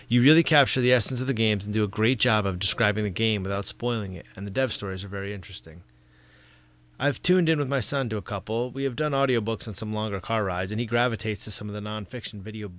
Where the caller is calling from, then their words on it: Massachusetts, United States; from Down Under, United States, I mean, Massachusetts to be precise.